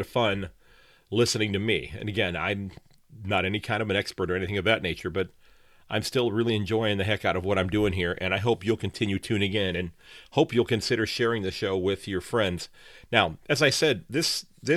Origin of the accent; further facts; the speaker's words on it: Sandusky, Ohio, United States; from Sandusky, Ohio